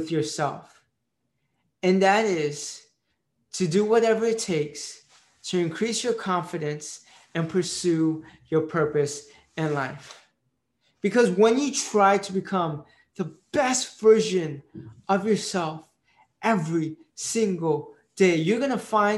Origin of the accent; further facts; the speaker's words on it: United States; first language Marathi; English is a second language; I was born in the United States, so I'm an Indian Pakistani Jew